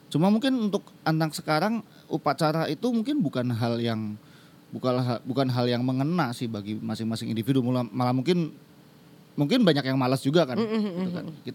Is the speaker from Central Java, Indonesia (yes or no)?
yes; Purwokerto, Central Java, Indonesia; apalagi kan aku asli Purwokerto ya sana ada Universitas Jenderal Sudirman